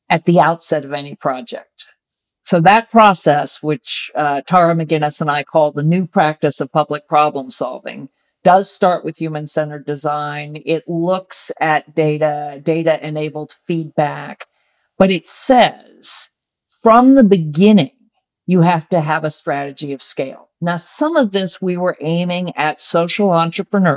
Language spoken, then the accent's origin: English; Virginia, United States; I grew up in Virginia in the 60s and 70s